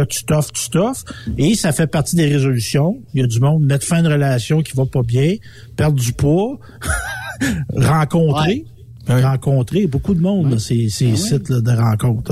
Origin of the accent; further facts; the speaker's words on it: Quebec, Canada; je suis un Québécois, ben Québécois, je vis dans cette ah, société-là